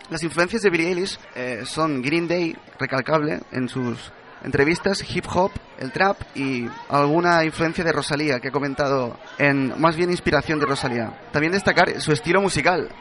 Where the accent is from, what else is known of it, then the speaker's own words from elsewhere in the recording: Chile; now in Barcelona, Spain; Allí en Chile, el país de donde vengo